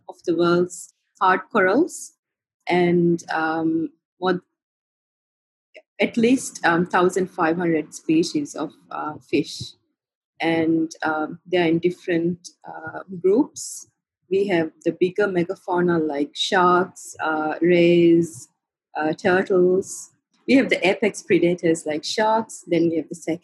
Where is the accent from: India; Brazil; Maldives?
Maldives; I was born in the Maldives and grew up here